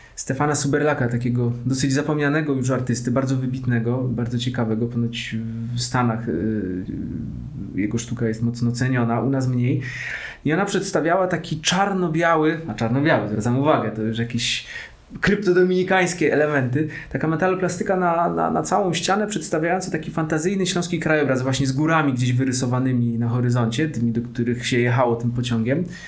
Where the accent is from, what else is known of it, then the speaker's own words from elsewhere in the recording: Katowice, Silesian Voivodeship, Poland; moved away as an adult; now in Kraków, Poland; Pochodzę z Katowic, więc tych pociągów w ogóle jest dość dużo w naszej okolicy.